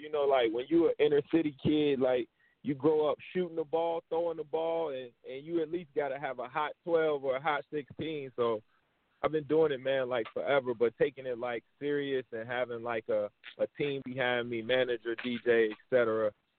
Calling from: Dallas, Texas, United States; Yeah, man, I'm tuned in from Dallas, Texas, man.

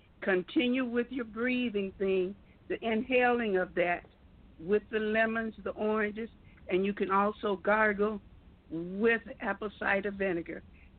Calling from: Flint, Michigan, United States; I'm calling from Flint, Michigan.

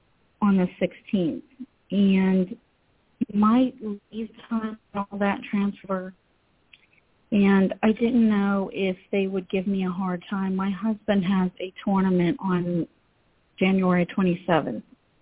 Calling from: Pennsylvania, United States; I'm calling from Pennsylvania.

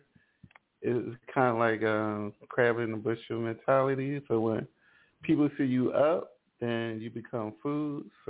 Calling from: Ellicott City, Maryland, United States; I'm calling from Ellicott City in Maryland.

